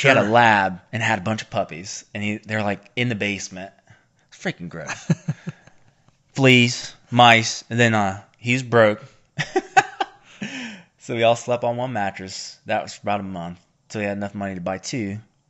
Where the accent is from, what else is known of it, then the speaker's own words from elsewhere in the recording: the South, United States; accent: Appalachian; what is my accent? Kentucky?